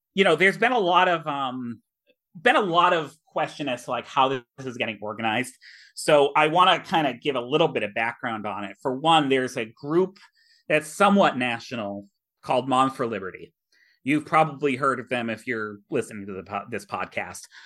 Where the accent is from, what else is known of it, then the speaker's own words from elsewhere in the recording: Millbury, Massachusetts, United States; shout out to my hometown. Um, I will give a cheap plug. The Millbury Historical Society